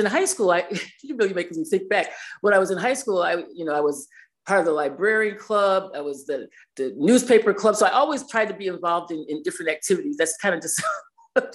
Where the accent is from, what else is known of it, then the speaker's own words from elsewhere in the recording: New York City, New York, United States; now in Binghamton, United States; I was raised in New York City, but we lived in Binghamton.